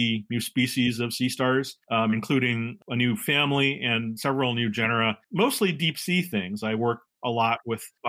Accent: San Francisco, California, United States; moved away as an adult; also born or lived in Humboldt State University, California; now in Washington, D.C., United States; I am originally from California. I am a San Francisco native. I'm Chinese American, and I grew up there

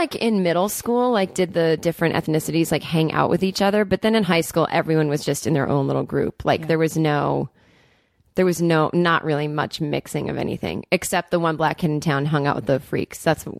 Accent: Needham, Massachusetts, United States; I'm from Needham, Massachusetts, which is a kind of a wealthy suburb. New money outside of Boston, Massachusetts. We were not the wealthy people in town.

